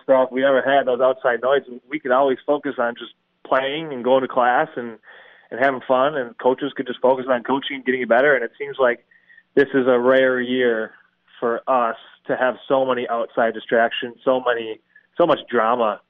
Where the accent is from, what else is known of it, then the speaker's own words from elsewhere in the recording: Milwaukee, Wisconsin, United States; I grew up in Milwaukee and was kind of raised a Marquette fan.